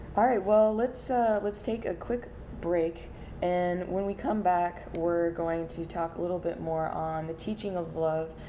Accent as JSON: {"language": "English", "region": "North Carolina", "country": "United States", "moved": "yes", "lives_now": "Portland, United States", "said": "I come from North Carolina"}